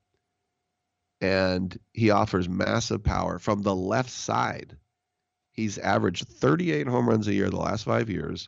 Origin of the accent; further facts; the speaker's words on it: Bay Area, California, United States; also born or lived in Berkeley; growing up in the Bay Area with so many Japanese friends and classmates